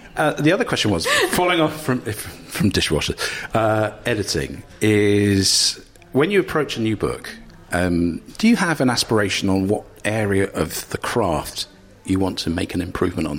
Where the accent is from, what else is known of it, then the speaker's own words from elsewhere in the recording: Cambridge, East of England, United Kingdom; I'm from Cambridge.